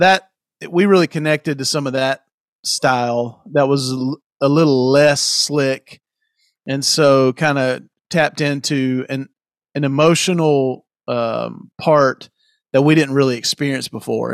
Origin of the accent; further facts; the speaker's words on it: South Carolina, United States; I, I grew up in South Carolina